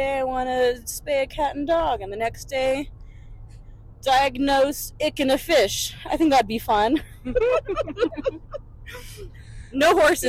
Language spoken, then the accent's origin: English; Corpus Christi, Texas, United States; I'm from Corpus Christi